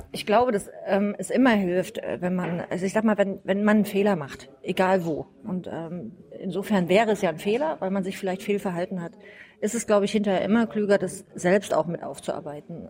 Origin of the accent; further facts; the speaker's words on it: Rudolstadt, Thuringia, Germany; moved away as an adult; now in Flensburg, Germany; Ich bin gebürtige Thüringerin. Ich komme aus Rudolstadt